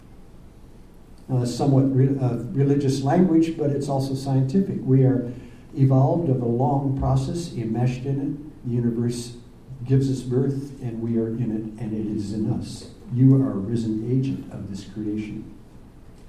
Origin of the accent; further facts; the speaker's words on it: Ashland, United States; I'm from out of town. I'm from Ashland.